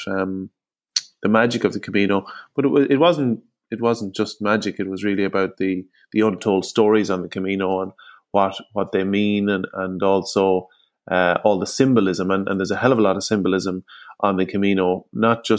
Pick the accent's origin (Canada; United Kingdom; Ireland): Ireland; Longford, Leinster; I'm from Longford on the Royal Canal